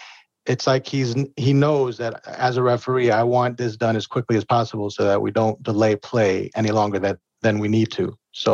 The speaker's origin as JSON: {"language": "English", "town": "Houston", "region": "Texas", "country": "United States", "tie": "born or raised there", "moved": "yes", "said": "because I grew up in Houston."}